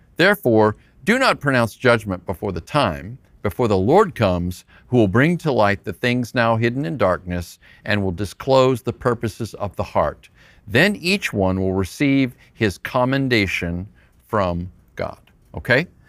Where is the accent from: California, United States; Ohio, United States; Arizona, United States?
Arizona, United States; Phoenix; I'm from Phoenix